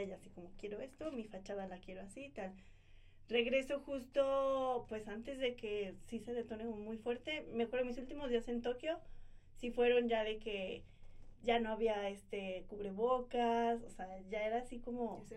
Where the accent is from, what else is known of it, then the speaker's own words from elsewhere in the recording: Mexico; nosotros como mexicanos